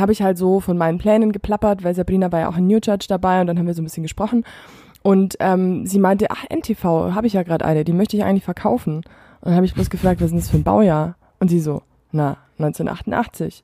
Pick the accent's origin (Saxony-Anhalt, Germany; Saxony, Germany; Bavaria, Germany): Bavaria, Germany; near Füssen; moved away as an adult; now in Munich, Germany; in der Nähe von Füssen ist so meine, meine Heimatregion.